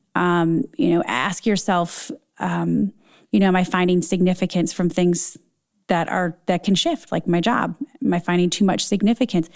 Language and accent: English; Michigan, United States; moved away as an adult; also born or lived in Dayton, Ohio / Cincinnati, Ohio / Chicago; born and raised in Michigan